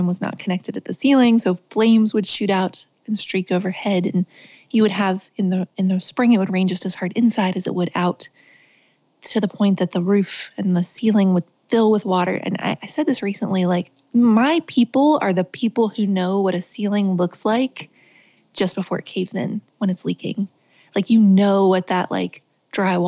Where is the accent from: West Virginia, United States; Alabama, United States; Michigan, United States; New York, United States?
West Virginia, United States; Richwood; I was born and raised in West Virginia. I grew up on the top of a mountain called Fenwick Mountain that kind of fed into the town, which was called Richwood.